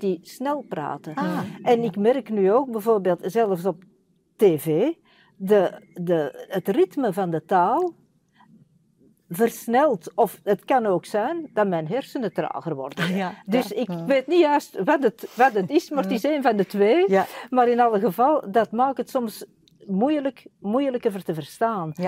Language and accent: Dutch; Antwerp, Flanders, Belgium; ik ben zelf van Borgerhout.